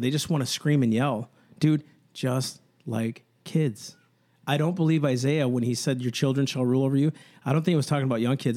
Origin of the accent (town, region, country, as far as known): United States